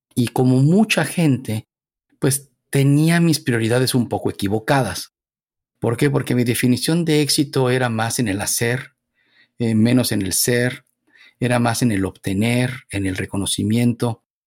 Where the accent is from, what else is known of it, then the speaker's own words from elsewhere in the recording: Mexico City, Mexico; moved away; Nací, me desarrollé en la Ciudad de México, en lo que era el Distrito Federal